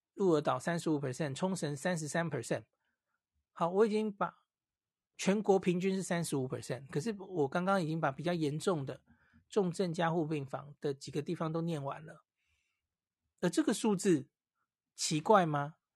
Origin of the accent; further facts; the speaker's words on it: Taiwan; 我们，台湾人是戴得住口罩的